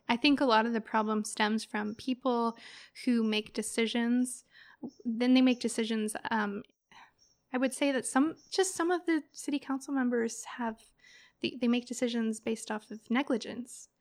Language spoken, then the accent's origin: English; Eureka, California, United States; growing up in Eureka